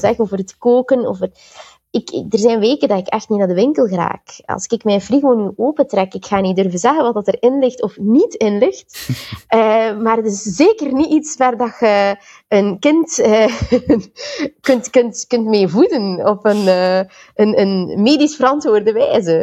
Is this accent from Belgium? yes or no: yes; Belgium; also born or lived in Antwerp / Sint-Niklaas / Ghent / Tilburg; ik ben een Belgische